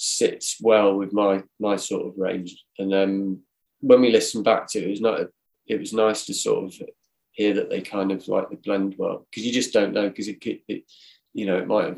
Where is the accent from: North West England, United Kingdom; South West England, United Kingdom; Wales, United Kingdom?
South West England, United Kingdom; Cornwall; moved away; also born or lived in Manchester; I grew up in Cornwall